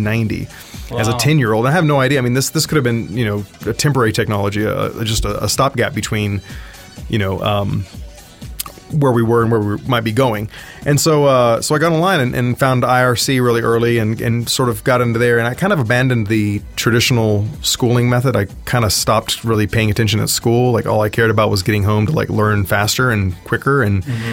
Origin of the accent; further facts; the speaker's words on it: South Texas, United States; I was born in South Texas, and born on a ranch. Actually, the third largest ranch in the world, the King Ranch, and didn't really have a whole lot to do growing up in the country.